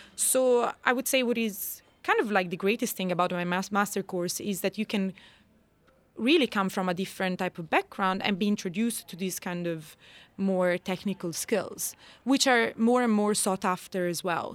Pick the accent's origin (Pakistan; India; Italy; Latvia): Italy; moved away as an adult; also born or lived in Scotland / Ireland; now in Sweden; I was raised in Italy